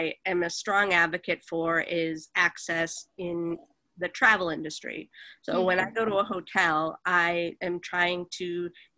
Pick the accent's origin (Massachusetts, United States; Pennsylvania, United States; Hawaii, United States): Massachusetts, United States; Boston; moved away as an adult; also born or lived in Los Angeles; I'm originally from Boston, Massachusetts, so I moved out there after college